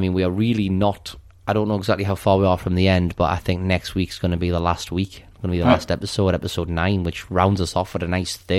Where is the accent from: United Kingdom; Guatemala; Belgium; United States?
United Kingdom; We're British. No, sorry, I'm British, I'm evil.